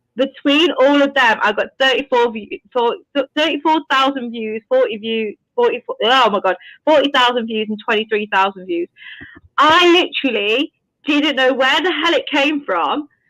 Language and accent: English; United Kingdom; I'm British